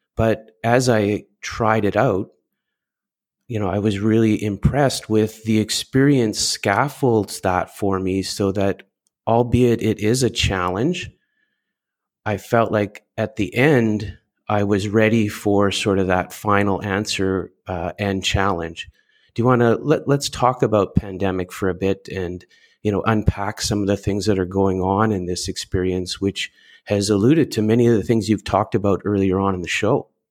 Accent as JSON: {"language": "English", "country": "Canada", "said": "I'm Canadian"}